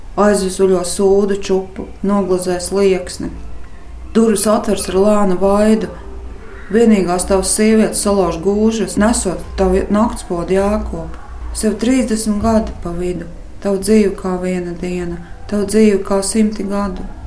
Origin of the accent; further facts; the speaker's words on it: Latvia; moved away; also born or lived in Kuldīga / Liepāja; Stāsts ir par maniem laukiem, kurus pavadīju visu savu bērnību